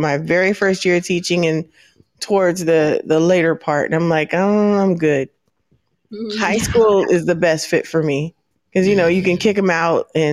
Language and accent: English; California, United States; moved away as an adult; I grew up in California. I had that diversity growing up